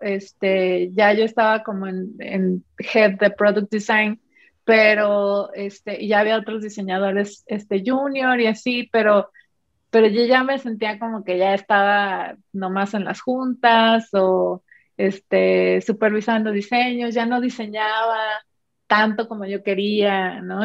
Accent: Mexico; soy mexicana

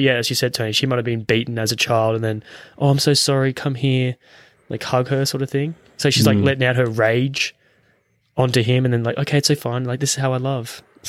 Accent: Australia; we're Australian

